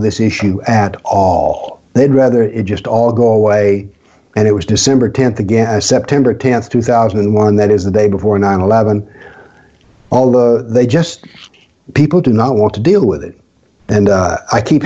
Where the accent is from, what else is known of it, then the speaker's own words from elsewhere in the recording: the South, United States; I'm a Southerner raised in the South, born in the South